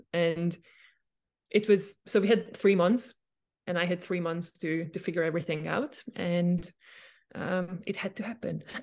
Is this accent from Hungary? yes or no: yes; Hungary; moved away as an adult; also born or lived in Austria; Do I go back home, uh, to Hungary? I am from Hungary